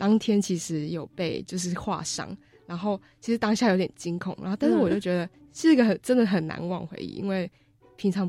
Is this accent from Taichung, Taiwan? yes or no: yes; Taichung, Taiwan; now in Taipei, Taiwan; 因为我是都市小孩，然后我就觉得，其实我从台中的都市搬到台北的都市读书，我不觉得说城乡差距有很大的影响。